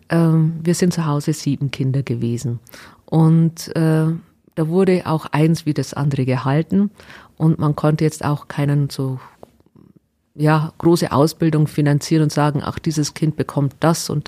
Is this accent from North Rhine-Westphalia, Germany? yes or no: no; Waldkirch, Bavaria, Germany; Also ich bin aufgewachsen in Waldkirch in der Gemeinde Georgenberg, nahe äh, Flossenbürg. Und äh, ja, eigentlich ein kleines Dorf, wo keiner fast kennt.